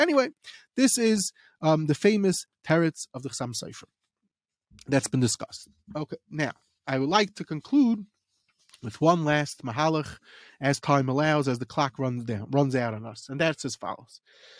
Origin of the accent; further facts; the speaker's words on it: England, United Kingdom; I'm going to say it in English just because we're English people.